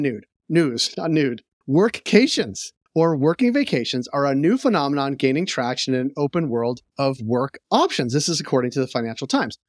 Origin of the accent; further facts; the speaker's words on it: Natick, Massachusetts, United States; If you grew up in the western suburbs of Boston, you will know that a bridge over Route nine in Natick, Massachusetts